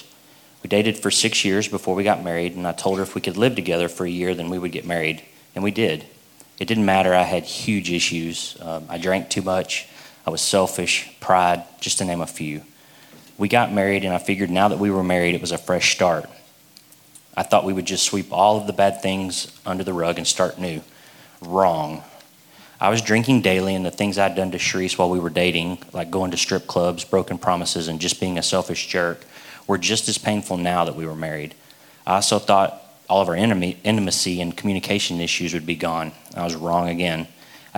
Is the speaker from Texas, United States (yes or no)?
yes; Arlington, Texas, United States; I was born in Arlington, Texas, and I've lived in the Dallas area my entire life. I was raised across the street from my grandparents